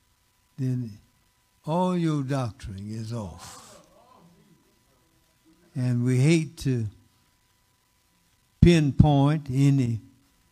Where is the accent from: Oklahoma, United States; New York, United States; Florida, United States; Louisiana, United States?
Oklahoma, United States; Muskogee; moved away; also born or lived in Phoenix, Arizona / Texas; mother and father moved to Muskogee, Oklahoma